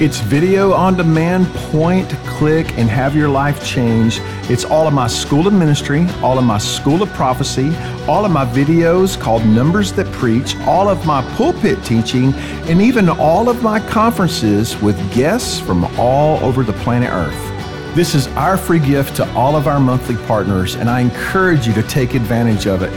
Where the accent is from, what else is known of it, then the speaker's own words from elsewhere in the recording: Texas, United States; accent: Texas; it's just my accent in texas we don't pronounce our l's right